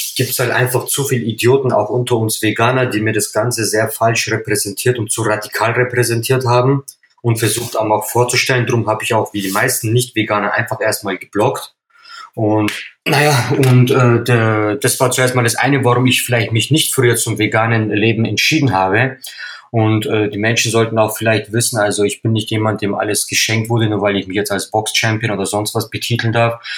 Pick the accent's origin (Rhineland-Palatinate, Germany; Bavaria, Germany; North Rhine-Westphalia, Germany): Bavaria, Germany; Upper Palatinate; Ich bin ein gebürtiger Oberpfälzer, äh, stamme aus einer türkischen Familie